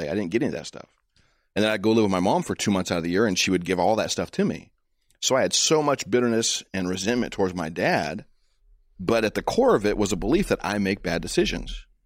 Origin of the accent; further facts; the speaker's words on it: United States; You know, as a American, as a Christian, as a as a black man, as a husband, as a father, this is what I see is at stake.